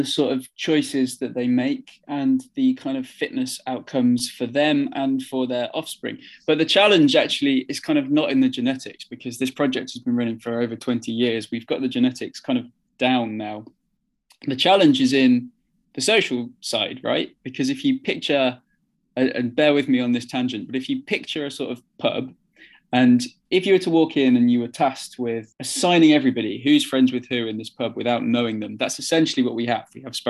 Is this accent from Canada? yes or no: no; Midlands, United Kingdom; also born or lived in Manchester; now in South England, United Kingdom; I was born in Manchester and we moved to the Midlands and now I'm in the South.